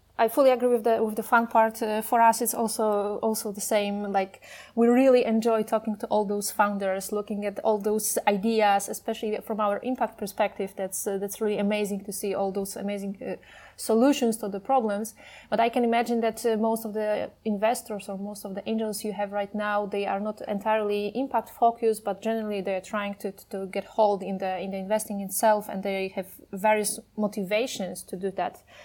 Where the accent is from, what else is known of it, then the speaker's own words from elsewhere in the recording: Poland; I'm from Poland.